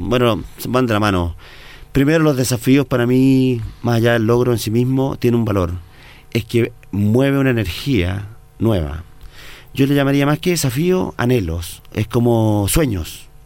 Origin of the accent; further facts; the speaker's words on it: Chile; soy el primer chileno en la cumbre